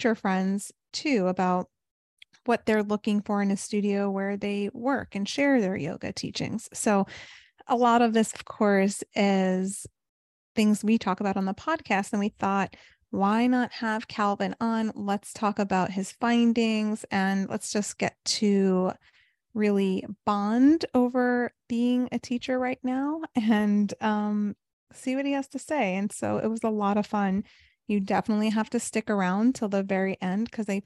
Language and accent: English; New York, United States; also born or lived in California / South Florida; now in Chicago, United States; I'm originally from New York